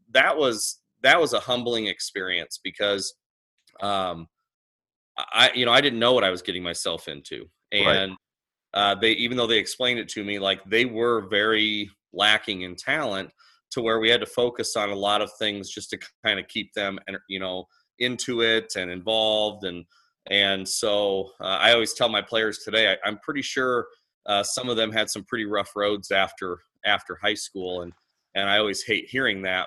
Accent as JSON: {"language": "English", "region": "Illinois", "country": "United States", "also_born_or_lived": "Iowa", "moved": "yes", "lives_now": "Council Grove, Kansas, United States", "said": "I'm actually originally from Illinois"}